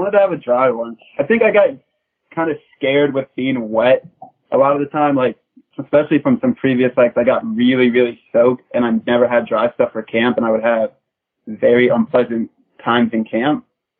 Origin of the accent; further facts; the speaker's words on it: the South, United States; because I'm from the South and Magpie's a Canadian native